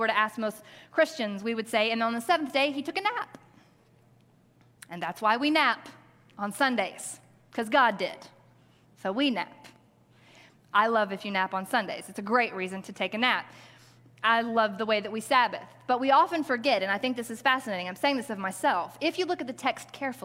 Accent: Arkansas, United States; I grew up in Arkansas

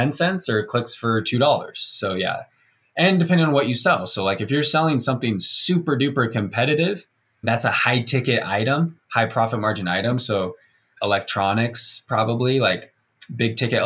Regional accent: Provo, Utah, United States; I got 10 friends that live here in Provo, like in my hometown

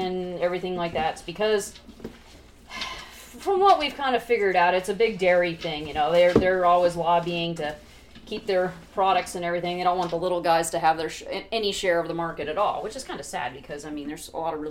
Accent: San Diego, California, United States; now in Kentucky, United States; I grew up in San Diego

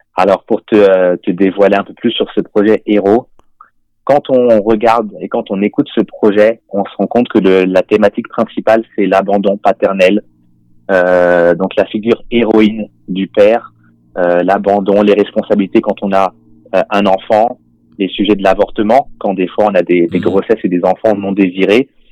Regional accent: France; moved away as an adult; also born or lived in Montreal, Canada; now in Canada; j'ai des origines africaines, je suis né en France et maintenant je vis euh, au Canada

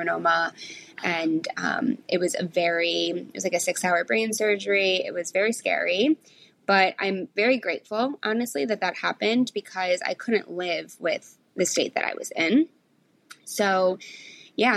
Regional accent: Michigan, United States; moved away as an adult; now in New York City, United States; I grew up in Michigan, went to college in Michigan, and I just always wanted to move to New York.

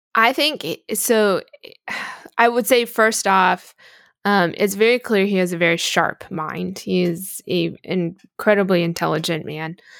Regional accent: United States; as an American

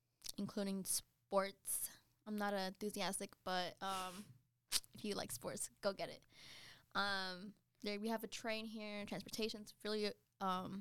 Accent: Godwin, North Carolina, United States; now in Charlotte, United States; I come from Godwin. Y'all can look that up. Population is like 100

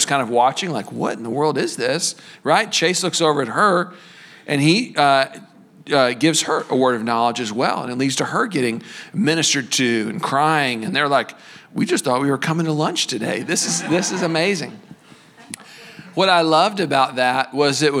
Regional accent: Texas, United States; We're from Texas

